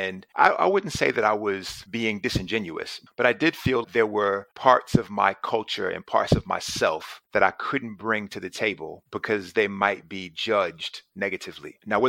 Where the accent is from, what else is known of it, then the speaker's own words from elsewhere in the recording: Charlotte, North Carolina, United States; moved away as an adult; also born or lived in Geneva, Switzerland; now in United Kingdom; I grew up in Charlotte, North Carolina, and I was a shy kid growing up, super skinny